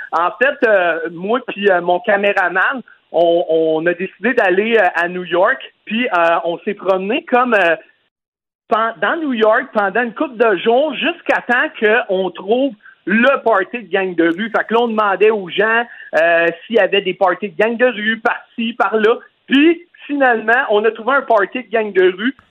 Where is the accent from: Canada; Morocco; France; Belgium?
Canada; Lévis, Quebec; je suis originaire de Lévis